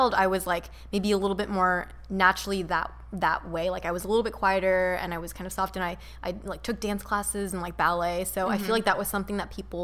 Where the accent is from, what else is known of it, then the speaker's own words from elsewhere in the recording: Orange County, California, United States; I grew up in Orange County and it was predominantly white